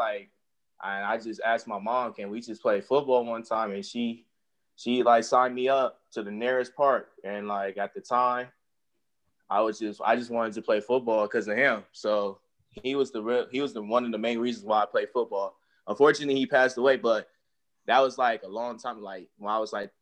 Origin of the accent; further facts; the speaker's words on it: California, United States; I'm from California too